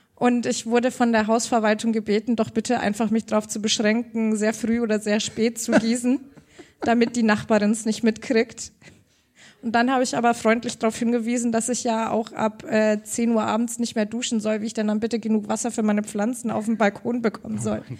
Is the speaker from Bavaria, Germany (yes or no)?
yes; Augsburg, Bavaria, Germany; Ich bin ja aus Augsburg, Bayern